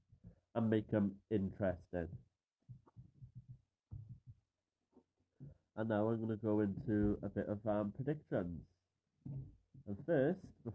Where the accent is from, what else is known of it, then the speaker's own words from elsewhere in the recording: Caerphilly, Wales, United Kingdom; I'm from Caerphilly, Wales